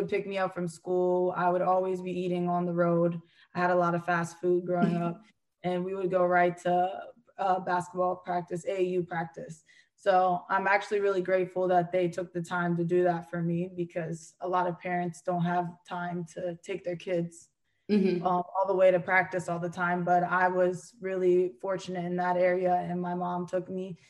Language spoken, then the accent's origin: English; Hanover, Pennsylvania, United States; moved away as an adult; I'm from Hanover, Pennsylvania. It's a small town.